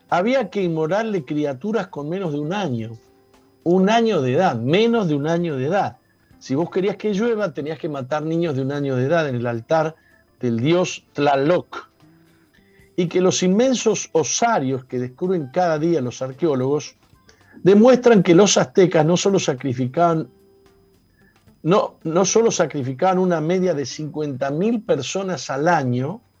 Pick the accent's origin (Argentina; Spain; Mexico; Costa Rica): Argentina; Digamos, yo soy de Argentina y los grupos indígenas están muy, muy postergados.